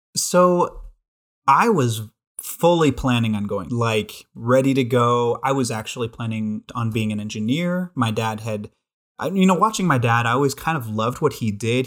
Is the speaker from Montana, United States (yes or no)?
yes; Billings, Montana, United States; born and raised in Billings, Montana